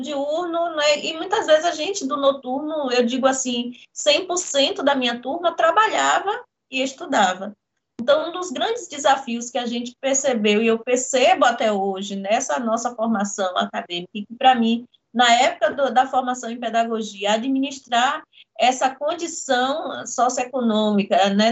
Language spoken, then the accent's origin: Portuguese; Jequié, Bahia, Brazil; nascida no interior da Bahia, em Jequié